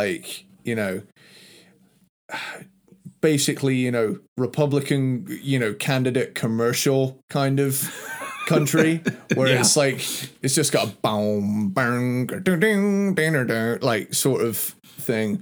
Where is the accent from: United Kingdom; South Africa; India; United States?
United Kingdom; I'm a Brit